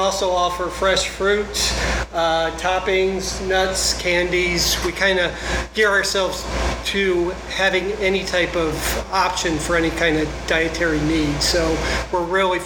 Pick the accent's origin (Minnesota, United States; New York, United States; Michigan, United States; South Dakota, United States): South Dakota, United States; moved away as an adult; now in Gilbert, United States; I'm born and raised in South Dakota